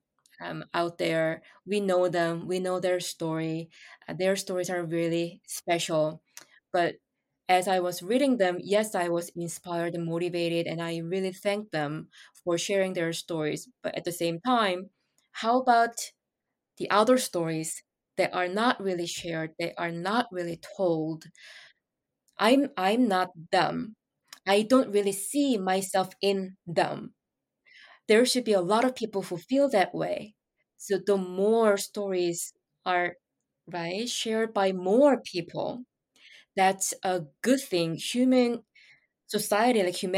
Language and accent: English; Seoul, South Korea; moved away as an adult; also born or lived in New York City; I moved to New York City from my hometown and from Seoul, Korea